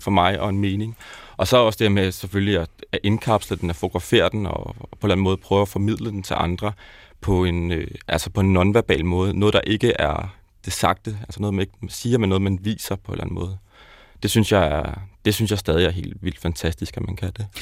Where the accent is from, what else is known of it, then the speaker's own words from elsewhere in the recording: South Zealand, Denmark; Jeg er vokset op nede på Sydsjælland